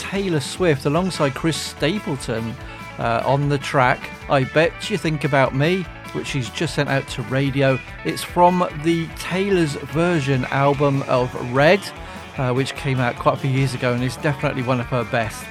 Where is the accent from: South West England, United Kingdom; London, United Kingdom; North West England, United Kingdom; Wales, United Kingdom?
South West England, United Kingdom; Frome; my hometown here in Frome in the southwest of England